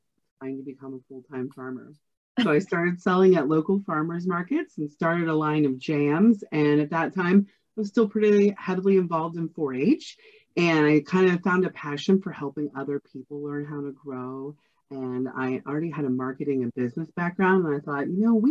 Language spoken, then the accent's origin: English; Ohio County, West Virginia, United States; I am originally from Ohio County.